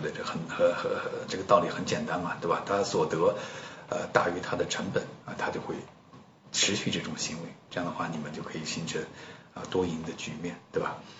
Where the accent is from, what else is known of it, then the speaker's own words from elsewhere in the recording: China; 然后就我一个中国人，然后没有看到其他的啊那个国内去的人